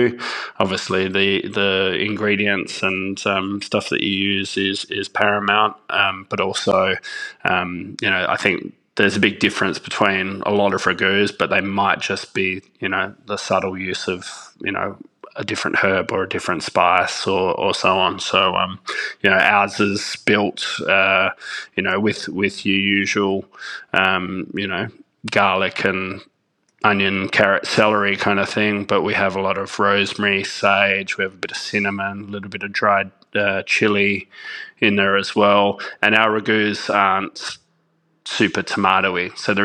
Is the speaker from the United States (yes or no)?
no; Perth, Western Australia, Australia; being a good little Italian family, we actually lived in one of the northern suburbs of Perth, and we lived next door to my nonna